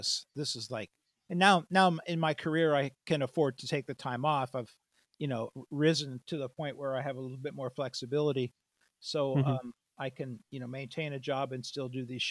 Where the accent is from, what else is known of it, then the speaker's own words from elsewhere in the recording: United States; I'm an American